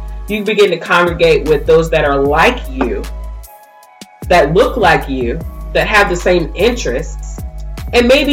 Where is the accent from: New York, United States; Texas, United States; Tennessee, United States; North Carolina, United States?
North Carolina, United States; Raleigh; when I grew up, I grew up in North Raleigh